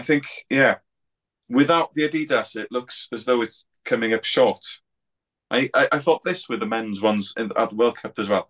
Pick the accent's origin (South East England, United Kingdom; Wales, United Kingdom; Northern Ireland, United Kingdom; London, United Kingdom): Wales, United Kingdom; I'm from Wales